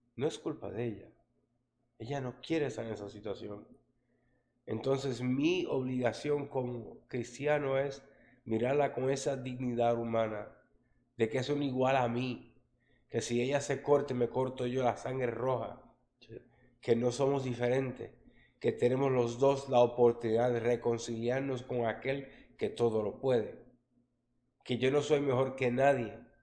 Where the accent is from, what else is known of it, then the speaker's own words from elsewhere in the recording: New York, United States; crecí en Harlem, ¿no? En, en la área de los latinos ahí la 117 entre Lexington y Tercera en Nueva York